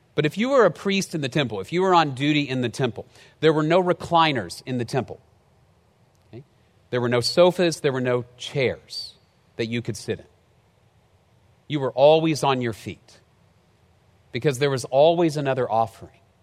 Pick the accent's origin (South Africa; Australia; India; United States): United States; Dallas, Texas; moved away as an adult; also born or lived in College Station, Texas; I moved from Dallas down to College Station